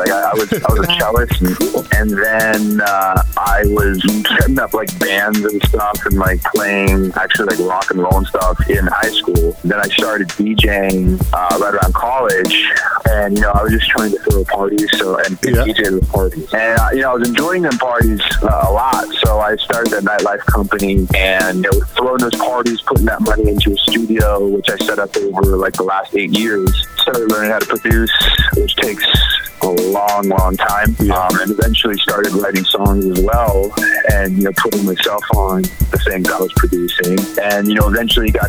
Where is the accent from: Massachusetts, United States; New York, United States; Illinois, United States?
Massachusetts, United States; Newton; born or raised there; also born or lived in New Hampshire